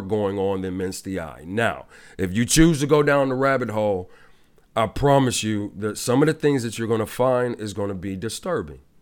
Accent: Ohio, United States; my home state, Cle, uh, Ohio, in Cleveland

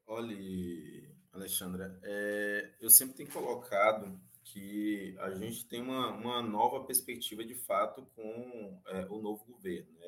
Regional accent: Santa Cruz Cabrália, Bahia, Brazil; minha aldeia fica aqui no estado da Bahia, no município de Santa Cruz Cabralha

